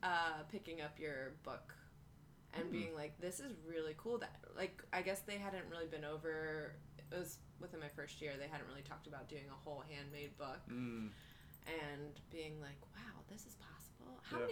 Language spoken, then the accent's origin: English; Frederick, Maryland, United States; also born or lived in Baltimore, Maryland; I grew up in Frederick, Maryland.